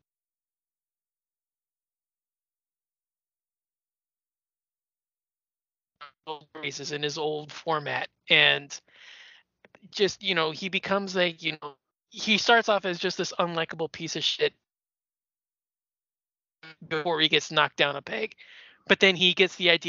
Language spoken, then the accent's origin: English; United States; being an American